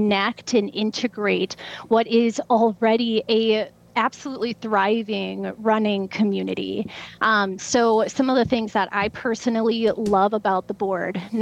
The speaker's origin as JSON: {"language": "English", "region": "Wisconsin", "country": "United States", "tie": "born or raised there", "also_born_or_lived": "Minnesota", "moved": "yes", "lives_now": "Charlotte, United States", "said": "I'm from Wisconsin."}